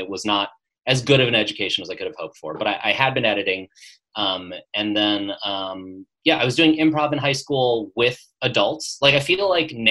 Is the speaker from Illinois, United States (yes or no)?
no; Las Vegas, Nevada, United States; moved away as an adult; also born or lived in Chicago / New York; now in Los Angeles, United States; So I grew up in Las Vegas